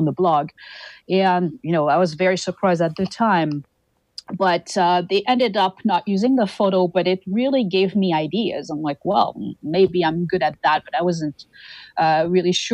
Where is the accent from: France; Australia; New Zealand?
France; Toulouse, Occitania; moved away as an adult; now in Winnipeg, Canada; I am originally from Toulouse, southern France, and I moved to Winnipeg, Canada in 2003.